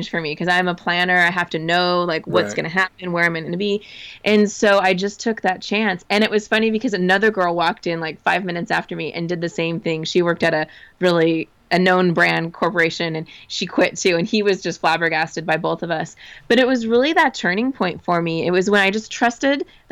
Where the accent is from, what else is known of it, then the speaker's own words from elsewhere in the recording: Southern California, United States; also born or lived in Arizona / San Francisco; I grew up in Southern California, went to college in Arizona